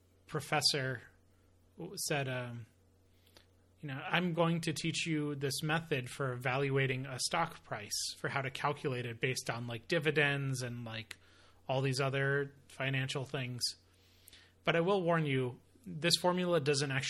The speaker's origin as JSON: {"language": "English", "town": "Davidson", "region": "North Carolina", "country": "United States", "tie": "born or raised there", "also_born_or_lived": "Miami, Florida"}